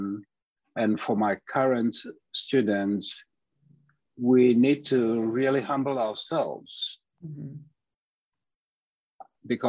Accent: Ghana; moved away as an adult; now in United States; I am Ghanaian by birth. I studied music in Ghana, with my father being my first music teacher

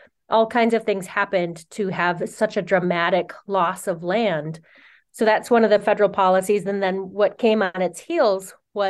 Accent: Oneida Reservation, Wisconsin, United States; I'm Wolf Clan, I'm Oneida, and I grew up near Duck Creek that runs through the Oneida Reservation in Wisconsin.

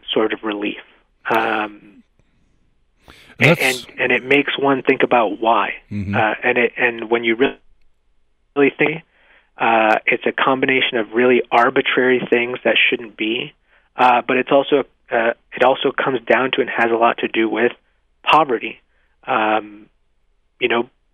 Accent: Mexico; now in United States; I was born in Mexico

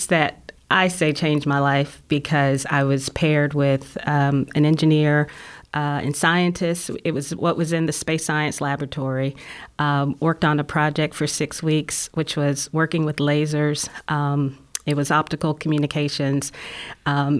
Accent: Huntsville, Alabama, United States; I grew up here in Huntsville

